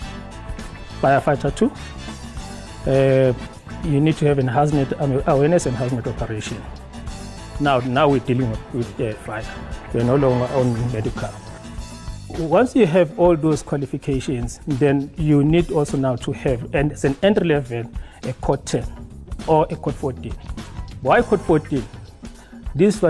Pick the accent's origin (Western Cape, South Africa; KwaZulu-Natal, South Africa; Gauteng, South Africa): KwaZulu-Natal, South Africa; Newcastle; also born or lived in Ekurhuleni; I am from KwaZulu-Natal in Newcastle